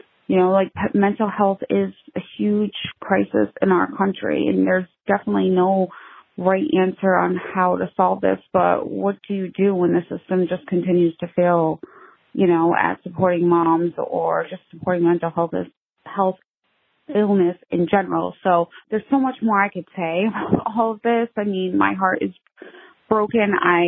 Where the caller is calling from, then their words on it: Massachusetts, United States; I'm calling from Massachusetts. I am a new mom.